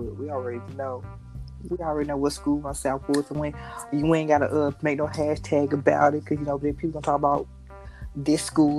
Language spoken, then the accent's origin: English; Atlanta, Georgia, United States; we are from Atlanta